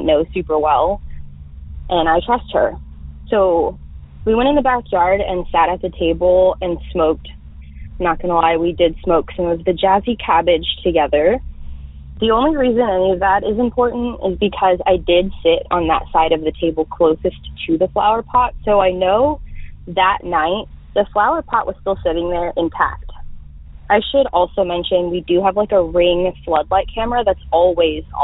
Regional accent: North Texas, United States; I'm from North Texas.

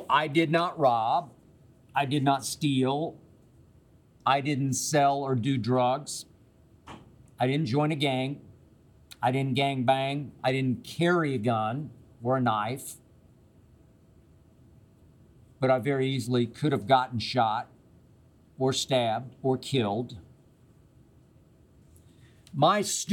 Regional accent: Oklahoma City, Oklahoma, United States; moved away as an adult; also born or lived in Okmulgee, Oklahoma / Nashville, Tennessee; I grew up in Oklahoma City

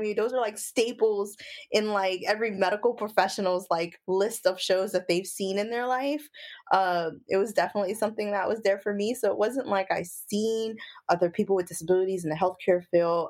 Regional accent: Brooklyn, New York, United States; I'm from Brooklyn, New York

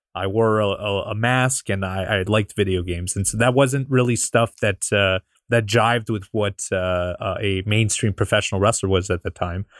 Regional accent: Canada; I'm from Canada

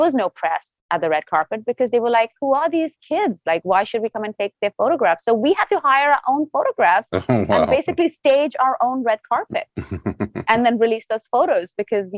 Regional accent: India; moved away as an adult; now in Los Angeles, United States; growing up in India

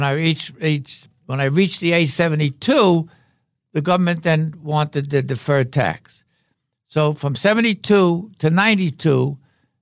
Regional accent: New York City, New York, United States; also born or lived in Revere, Massachusetts; I was raised in Brooklyn.

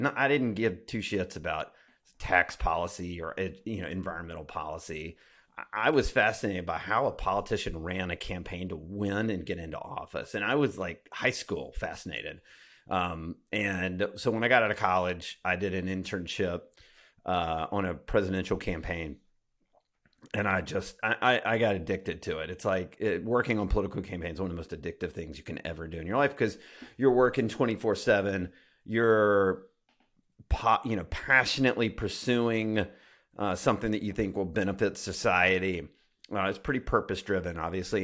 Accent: Alabama, United States; I grew up in Alabama

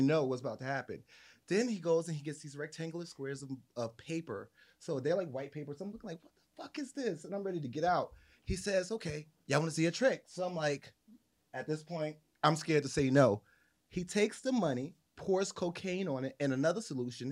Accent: New Jersey, United States; I'm from New Jersey

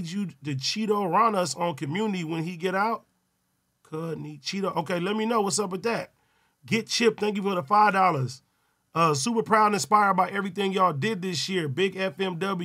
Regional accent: Compton, California, United States; I'm from Compton

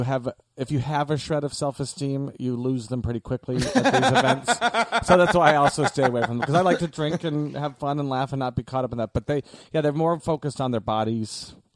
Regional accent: Omaha, Nebraska, United States; Omaha, Nebraska.

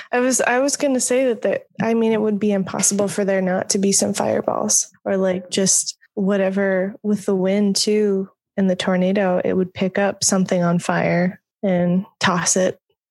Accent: Iowa, United States; we were raised in Iowa in the, higher end of the quote unquote tornado alley where we typically see cyclones.

